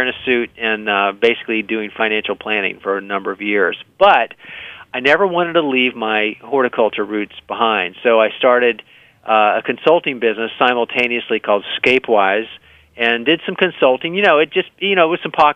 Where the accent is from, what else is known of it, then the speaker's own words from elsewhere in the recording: Miami, Florida, United States; I grew up in Miami.